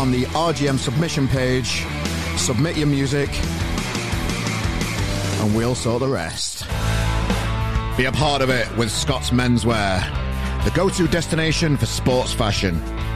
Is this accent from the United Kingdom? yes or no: yes; Yorkshire and the Humber, United Kingdom; I'm a Yorkshireman